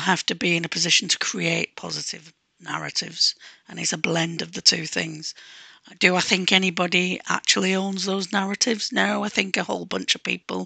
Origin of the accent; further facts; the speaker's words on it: Manchester, North West England, United Kingdom; when I was growing up in Manchester